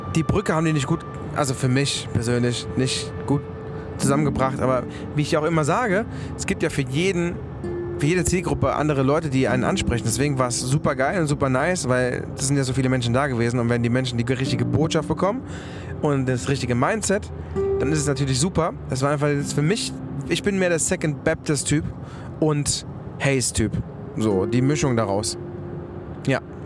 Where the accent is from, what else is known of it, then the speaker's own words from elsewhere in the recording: Germany; dann haben wir Germany gesagt